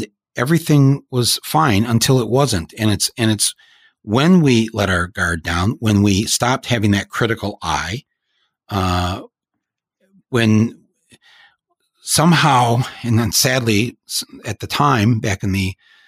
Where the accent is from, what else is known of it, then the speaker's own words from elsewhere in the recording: Flint, Michigan, United States; moved away; also born or lived in Davison, Michigan; I grew up there in Flint and Davison and Genesee County there